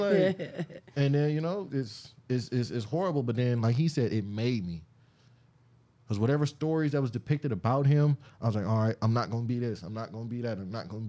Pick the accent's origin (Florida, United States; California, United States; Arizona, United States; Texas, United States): California, United States; Compton; I'm from Lutis Park